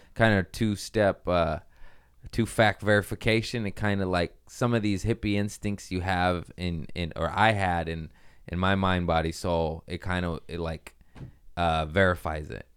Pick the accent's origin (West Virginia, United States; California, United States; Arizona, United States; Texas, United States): California, United States; Torrance; also born or lived in Harbor City / Lomita; I was born in Harbor City, raised in Torrance and Lomita